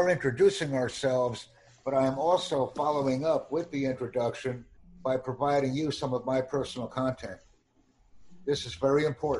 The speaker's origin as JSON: {"language": "English", "country": "United States", "first_language": "English", "said": "I'm from the United States."}